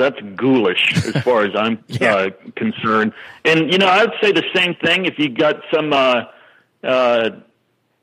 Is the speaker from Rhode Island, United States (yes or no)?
no; Lubbock, Texas, United States; I grew up in Lubbock, Texas